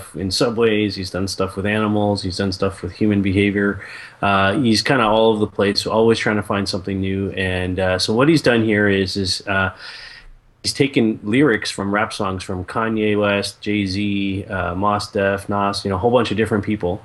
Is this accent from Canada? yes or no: yes; Canada; I'm Canadian